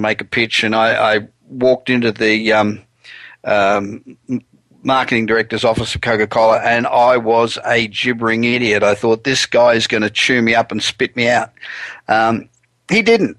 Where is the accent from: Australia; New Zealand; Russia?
Australia; moved away as an adult; now in United States